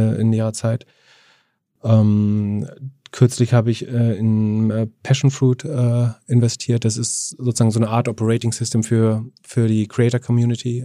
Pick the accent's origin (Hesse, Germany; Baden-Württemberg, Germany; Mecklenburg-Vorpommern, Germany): Mecklenburg-Vorpommern, Germany; Greifswald; Greifswald, das ist meine Heimat tatsächlich